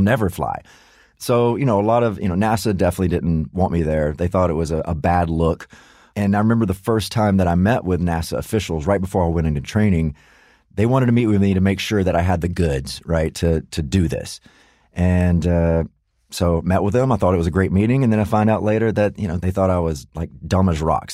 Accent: United States; as an American

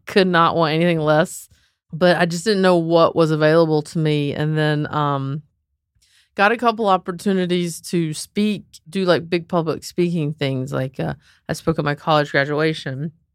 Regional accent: Southern, United States; accent: Southern; also born or lived in Raleigh, North Carolina; I'm, like, this Southern girl

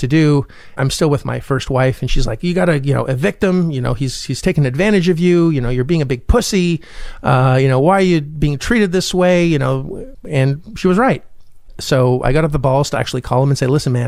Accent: Canada; also born or lived in Orlando, Florida; I am Canadian

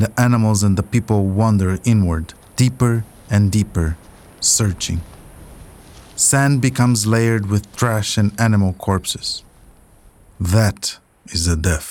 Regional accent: Luanda, Luanda Province, Angola; I grew up in Luanda, Angola's capital, where we were raised with Portuguese

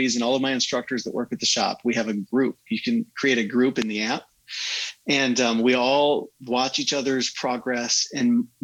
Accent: United States

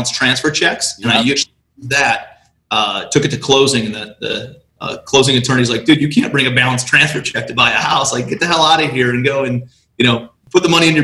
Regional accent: Cleveland, Ohio, United States; moved away as an adult; also born or lived in New York City; I'm from Cleveland

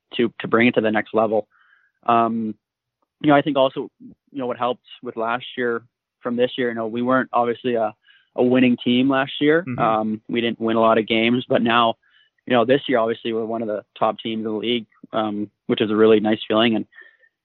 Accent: Coldstream, British Columbia, Canada; I'm from Coldstream, British

